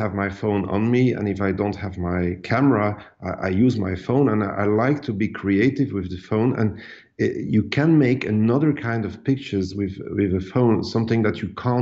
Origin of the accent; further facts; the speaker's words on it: Ostend, Flanders, Belgium; I was born in Ostend, which is a seaside resort in Belgium.